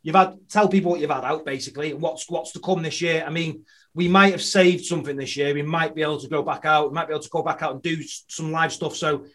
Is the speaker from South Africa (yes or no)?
no; England, United Kingdom; I'm English